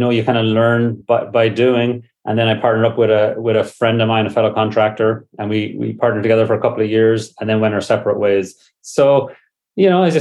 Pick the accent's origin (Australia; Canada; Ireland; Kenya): Ireland; moved away as an adult; now in San Francisco, United States; I was brought up in Ireland, came over here on a summer visa